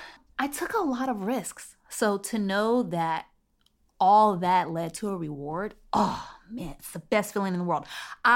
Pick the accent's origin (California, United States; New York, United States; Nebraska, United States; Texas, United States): California, United States; San Bernardino; You know, growing up in San Bernardino was very much middle-class neighborhood.